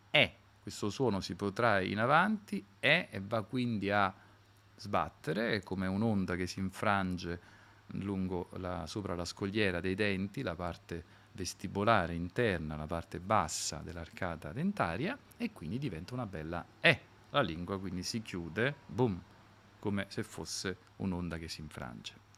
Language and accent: Italian; Naples, Campania, Italy; io prima di tutto che sono napoletano